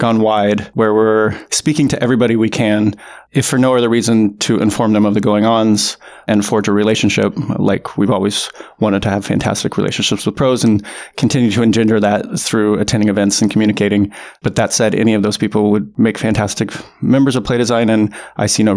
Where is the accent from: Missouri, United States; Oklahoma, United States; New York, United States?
Missouri, United States; Kansas City; I grew up in Kansas City, Missouri